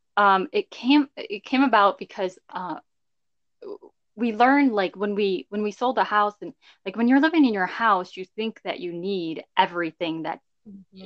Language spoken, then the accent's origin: English; southeast Michigan, United States; Michigan is our home base. Yeah, we both grew up in Michigan, southeast Michigan area.